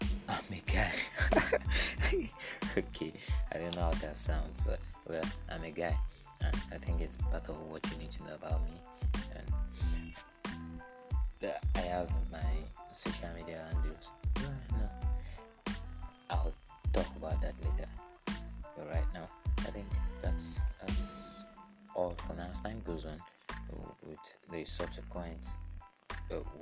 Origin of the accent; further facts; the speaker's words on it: Ondo, Nigeria; I'm a Nigerian. I'm from Ondo State